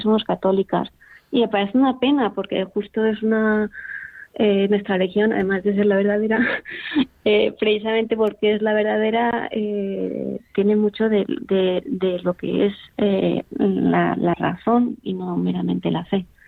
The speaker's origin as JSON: {"language": "Spanish", "town": "Valencia", "region": "Valencian Community", "country": "Spain", "moved": "yes", "lives_now": "Pamplona, Spain", "said": "soy original de Valencia, pero en realidad nací aquí"}